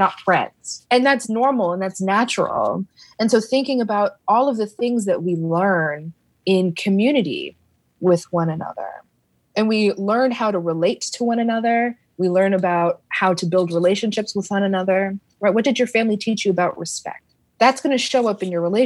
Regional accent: Canada; now in United States; I am an immigrant to the States. My parents are Caribbean immigrants to Canada. I'm Canadian.

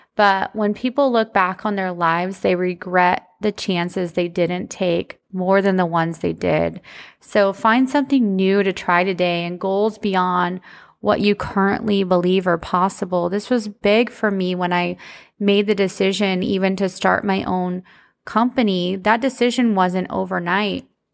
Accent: United States; growing up in the country, shout out, if you guys didn't know, I'm from Polk County

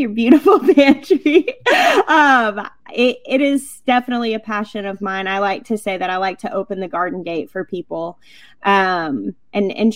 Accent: Arkansas, United States; I grew up in Arkansas, which is called the natural state

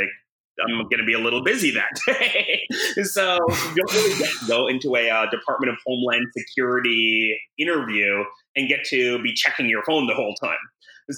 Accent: Canada; moved away as an adult; now in United States; I'm Canadian

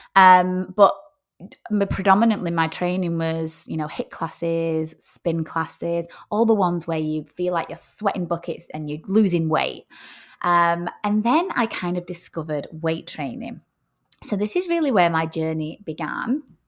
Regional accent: Rochdale, North West England, United Kingdom; moved away as an adult; also born or lived in Oyster Bay, Sutherland Shire, Australia; now in Sutherland Shire, Australia; I am, uh, from a very small town called Rochdale, which is in the north of England.

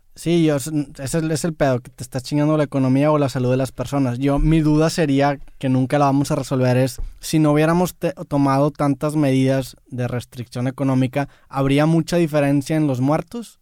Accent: Monterrey, Nuevo León, Mexico; soy de Monterrey

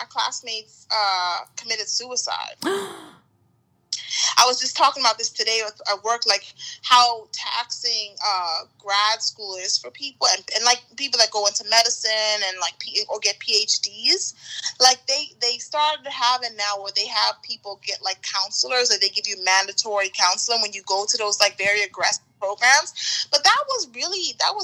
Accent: Bahamas; moved away as an adult; I'm from the Bahamas. And I was here on a student visa.

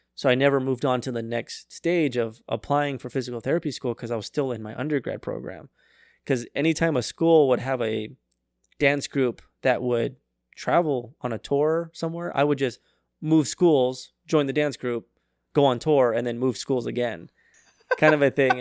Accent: Arizona, United States; I was raised in Arizona

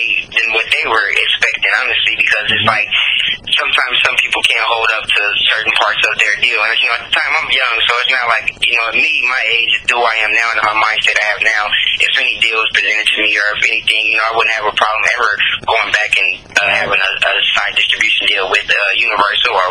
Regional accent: Los Angeles, California, United States; also born or lived in Victorville, California; I'm originally from Los Angeles, California, but partly raised in Victorville, California.

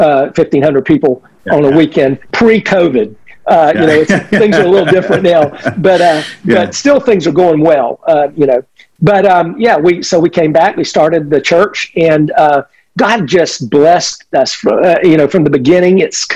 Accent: Winter Haven, Florida, United States; I am a redneck from Central Florida. So I was one of these guys. So, you know, I came back to Central Florida and came right back to my hometown, literally the town that I graduated from high school from

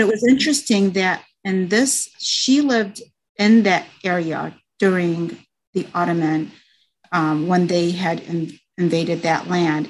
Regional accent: United States; also born or lived in Baghdad, Iraq; I was raised in the United States

